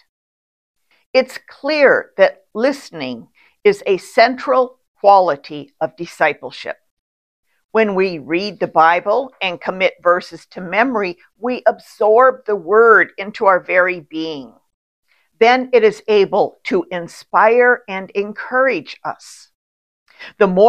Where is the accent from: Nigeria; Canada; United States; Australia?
United States; Doing is built into the fabric of our culture and our religion. You know, that Protestant work ethic. It's part of being an American